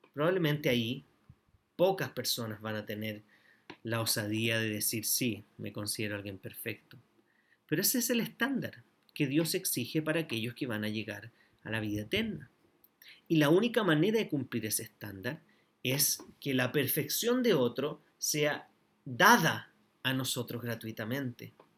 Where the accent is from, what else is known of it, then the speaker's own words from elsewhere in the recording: Chile; also born or lived in Antofagasta; como chilenos